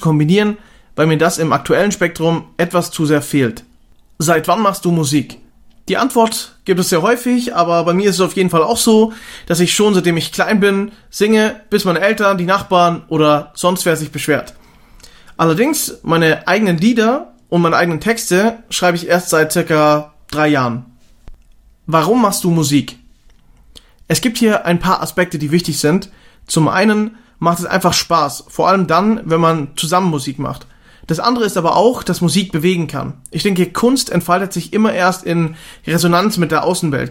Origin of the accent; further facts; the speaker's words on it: Austria; aufgewachsen in Österreich im schönen Kernwaldetal mitten in den Bergen